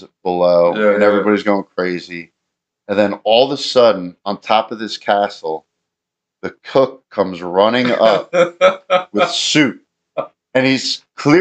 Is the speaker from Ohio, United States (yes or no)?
no; New York, United States; We're all from New York